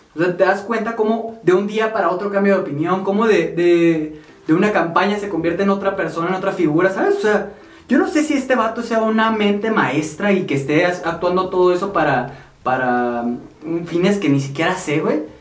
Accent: Mexico

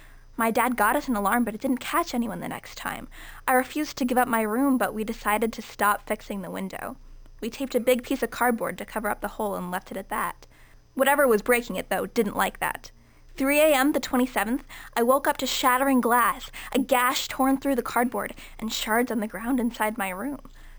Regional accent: New York, United States; Yeah, so I grew up in a very big, very mysterious house in upstate New York.

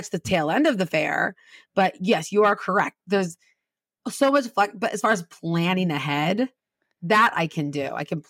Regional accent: Redlands, California, United States; No, I grew up in Southern California. I grew up in this little town called Redlands, which is the town you pass through to go to all the cool towns in Southern California.

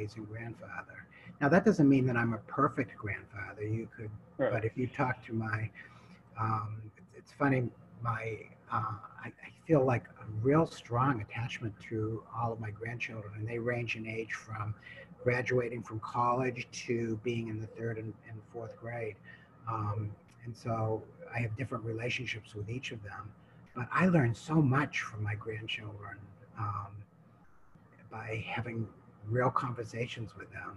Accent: New Hampshire, United States; I come from New Hampshire, and I was over on the West Coast

